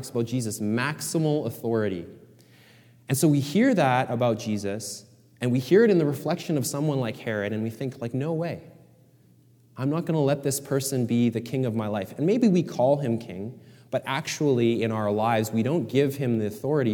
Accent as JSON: {"language": "English", "country": "Canada", "said": "I love being Canadian"}